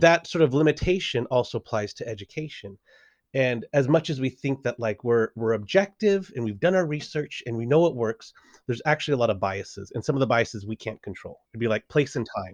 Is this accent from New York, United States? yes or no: no; Los Angeles, California, United States; moved away as an adult; also born or lived in San Diego; I'm from Los Angeles, uh, originally from San Diego, but from Los Angeles